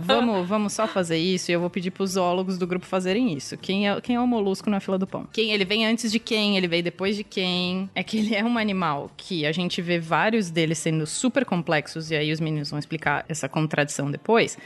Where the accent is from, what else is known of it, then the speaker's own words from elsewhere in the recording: São Paulo, Brazil; somos de São Paulo.